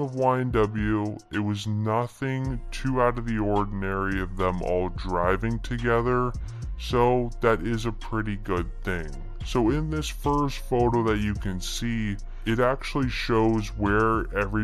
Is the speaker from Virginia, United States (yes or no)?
yes; Virginia, United States; I'm from Virginia